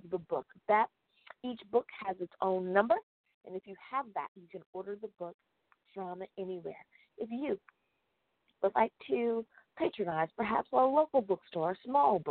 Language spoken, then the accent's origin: English; United States; my home country of the United States of America.